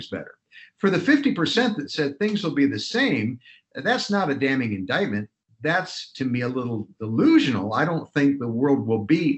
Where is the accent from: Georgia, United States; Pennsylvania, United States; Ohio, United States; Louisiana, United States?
Ohio, United States; I grew up in Ohio